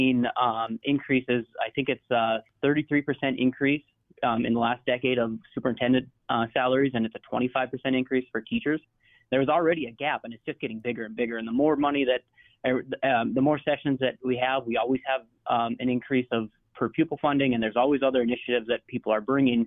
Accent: rural area near Minot, North Dakota, United States; now in Minot, United States; I grew up out in the country. I went to class. I played single-A football at DeLac.

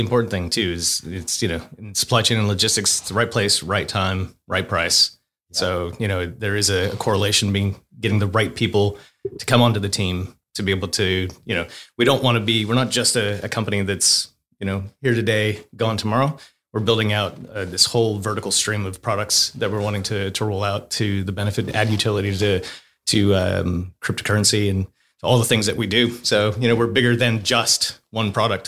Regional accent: United States; moved away as an adult; also born or lived in Australia; I'm American, Marine, uh, moved to Australia twenty-one years ago

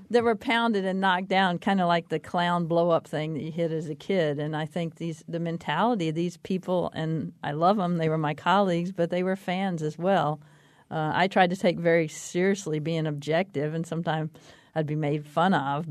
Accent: Texas, United States; growing up in Texas

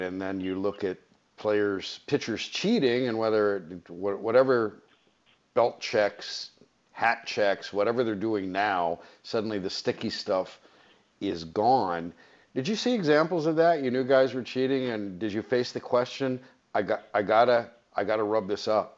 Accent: Los Angeles, California, United States; I'm a Valley guy. I was born in the San Fernando Valley

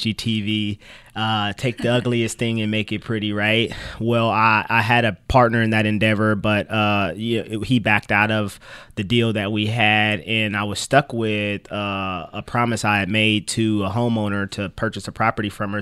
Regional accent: Kansas City, Kansas, United States; moved away as an adult; now in Topeka, United States; I was born in Kansas City, Kansas

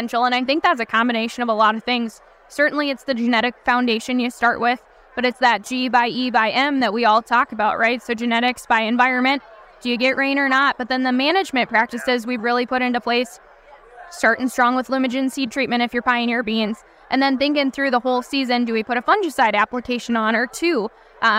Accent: Wisconsin, United States; I come from Wisconsin, where we've had years and years of white mold pressure

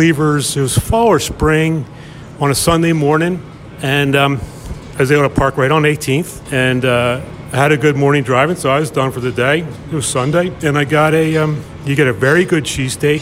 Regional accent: Delaware County, Pennsylvania, United States; I grew up in Delco

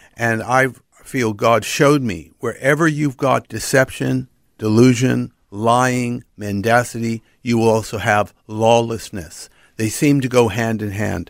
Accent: Los Angeles, California, United States; accent: American; moved away; also born or lived in Pacific Northwest / United Kingdom; Born and raised in Los Angeles, then moved to the Pacific Northwest

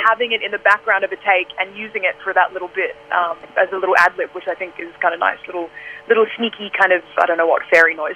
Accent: Australia; I'm an Aussie and this is my home

